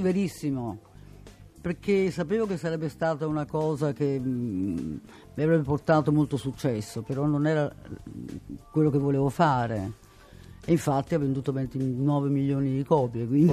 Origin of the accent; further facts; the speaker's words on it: Venice, Veneto, Italy; sono nato a Venezia